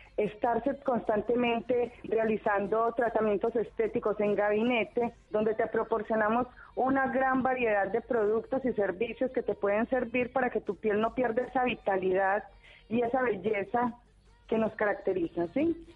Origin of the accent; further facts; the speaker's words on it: Medellín, Antioquia, Colombia; accent: Colombian; moved away as an adult; now in Argentina; colombiana de Medellín